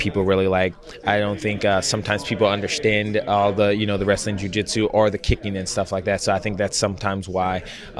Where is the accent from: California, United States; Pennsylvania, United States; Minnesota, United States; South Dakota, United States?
California, United States; Los Angeles County; also born or lived in Orange County, California; this is my hometown, meaning this is the first opportunity I've ever had to fight in, like, this part of California. I fought up in San Diego, San Jose, but I'm originally from LA County